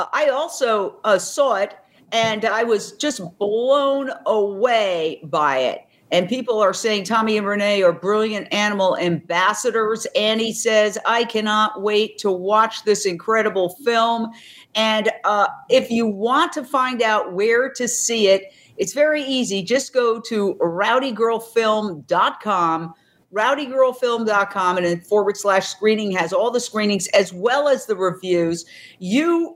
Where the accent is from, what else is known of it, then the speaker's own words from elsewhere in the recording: New York City, New York, United States; now in Venice, United States; I'm from Manhattan and I live in Venice, California